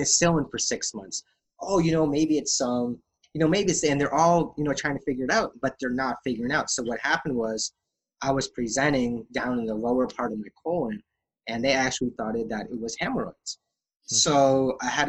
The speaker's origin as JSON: {"language": "English", "town": "Calgary", "region": "Alberta", "country": "Canada", "tie": "born or raised there", "said": "when I was born premature in Calgary, Alberta"}